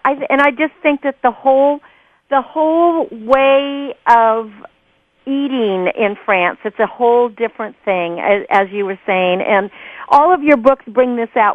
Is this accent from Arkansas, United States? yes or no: no; Napa Valley, California, United States; I grew up uh, in the vineyard. I'm from Napa Valley